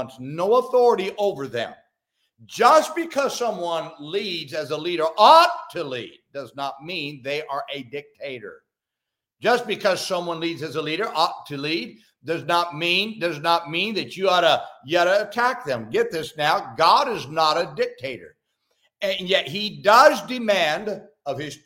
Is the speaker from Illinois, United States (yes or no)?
no; Salinas, California, United States; now in Oklahoma City, United States; where I grew up in Salinas, California